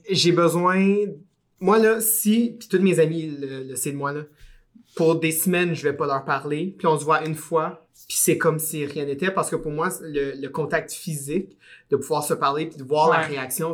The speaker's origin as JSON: {"language": "French", "town": "Gatineau", "region": "Quebec", "country": "Canada", "also_born_or_lived": "Montreal", "said": "je viens d'Ottawa, mais ben, de Gatineau"}